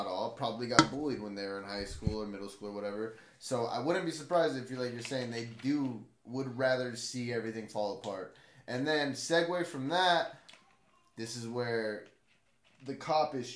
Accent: Blythe, California, United States; I grew up in Blythe

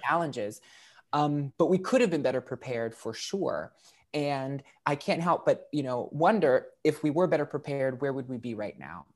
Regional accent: West Virginia, United States; I'm a West Virginian

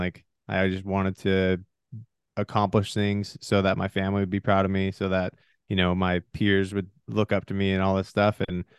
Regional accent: Washington, United States; also born or lived in Michigan / Oregon / Arizona; I was born in Michigan. My parents split when I was really young, so I ended up moving out to Washington. And then from there, I moved 18 times before my 18th birthday. So I was all around eastern side of Washington.

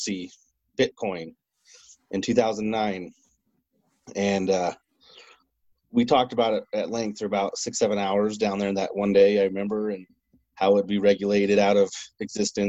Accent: Chubbuck, Idaho, United States; I'm really originally from Chubbuck, Idaho. Born and raised, grew up in Idaho, lived on a little farm.

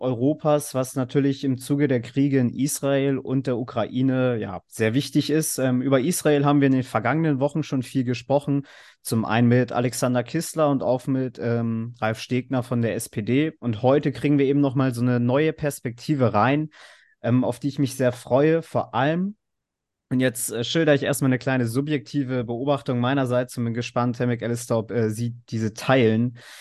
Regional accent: Cuxhaven district, Lower Saxony, Germany; auch aus meiner Heimat kommt, nämlich dem Landkreis Cuxhaven

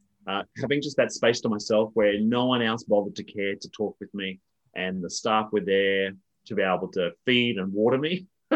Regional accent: Australia; But so I live in the outer suburbs of Melbourne. Born and bred in Australia, although until recently have spent a lot of my time outside of this country

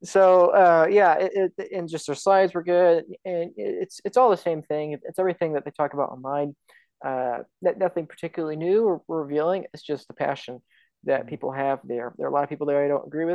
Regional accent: United States; I'm an American

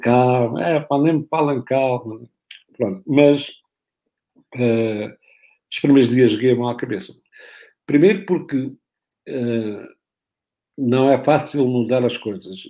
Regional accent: Olhão, Algarve, Portugal; moved away; eu perdi com o Olhanense, como da minha terra

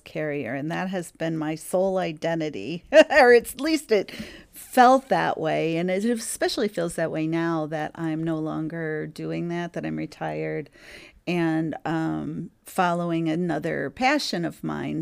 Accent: St. Louis, Missouri, United States; my hometown of St. Louis, Missouri

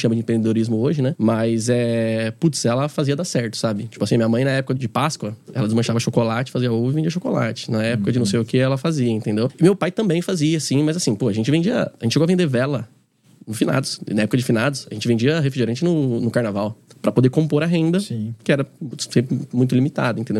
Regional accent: Carapicuíba, São Paulo, Brazil; also born or lived in Osasco; Eu sou, sou de Carapicuíba, né? Nasci em Osasco, mas sou de Carapicuíba, sou da periferia de São Paulo

